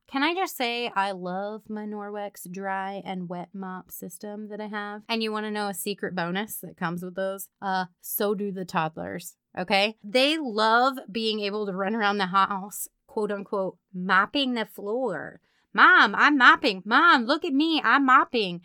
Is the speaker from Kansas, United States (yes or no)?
yes; Meriden, Kansas, United States; my hometown, Meriden, Kansas